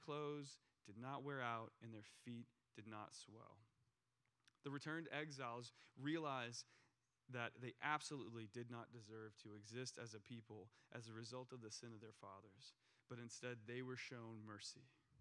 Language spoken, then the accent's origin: English; United States; as an American